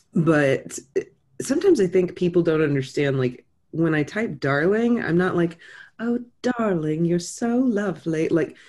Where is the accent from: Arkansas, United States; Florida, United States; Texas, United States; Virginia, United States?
Texas, United States; also born or lived in Tennessee; I'm from Texas. We don't have the whole corruption thing, but you know, I mean, I was born in Tennessee, but for all intents and purposes, I'm Texan